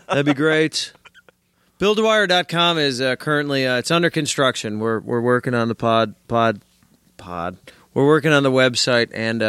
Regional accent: Midwest, United States; I'm a Midwesterner, too, and I suppose there is sort of a deep accent, not amongst the city folk here

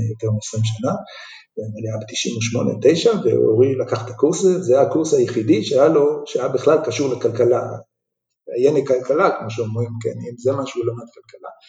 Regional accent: Jerusalem, Jerusalem District, Israel; ובירושלים הקטנה שנולדתי בה

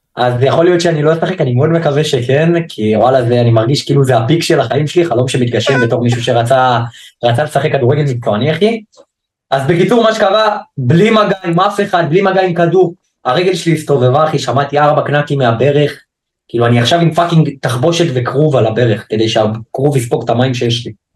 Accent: Haifa, Haifa District, Israel; אני מחיפה

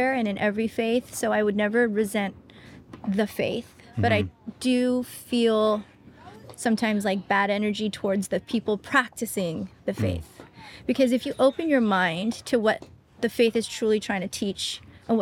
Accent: Tustin, California, United States; I'm from Teston, California, where there's like a church on every block, pretty much

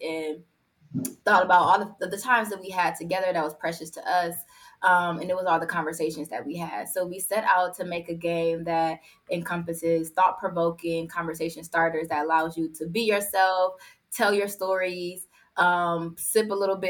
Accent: Milwaukee, Wisconsin, United States; Born and raised in Milwaukee, Wisconsin

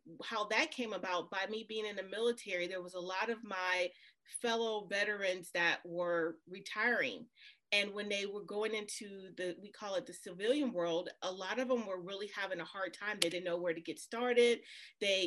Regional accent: New Orleans, Louisiana, United States; I'm originally from New Orleans

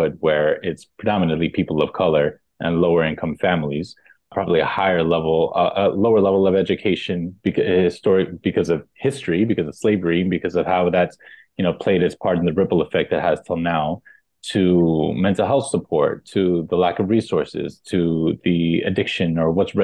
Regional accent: New York City, New York, United States; also born or lived in Texas; My mom and my sisters and I came to New York kind of to run away from my dad

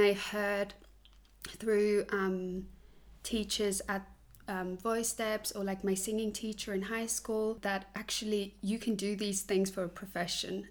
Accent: Switzerland; English is a second language; moved away as an adult; also born or lived in Australia / London; now in Germany; I was born in Switzerland, grew up in Switzerland in like a tiny village

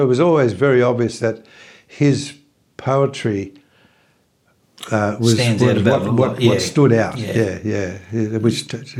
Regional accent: Dubbo, New South Wales, Australia; moved away as an adult; also born or lived in Wollongong / Sydney; I'm from Dubbo, New South Wales, Australia.

